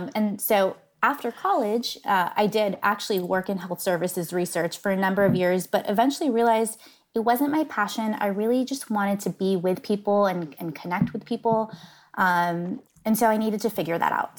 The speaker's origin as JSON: {"language": "English", "region": "Northern California", "country": "United States", "tie": "born or raised there", "said": "I grew up in Northern California."}